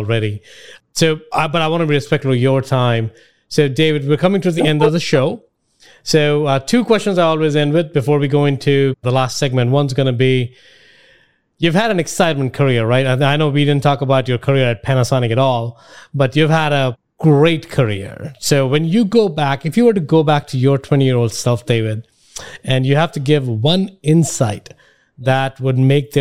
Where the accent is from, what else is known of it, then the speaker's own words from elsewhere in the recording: India; now in United States; I grew up in India